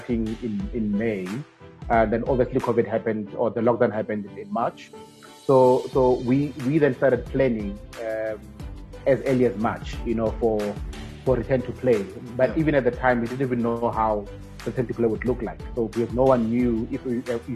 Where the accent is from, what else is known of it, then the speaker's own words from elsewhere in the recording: Rustenburg, North West, South Africa; Born and bred in Rustenburg in the Northwest Province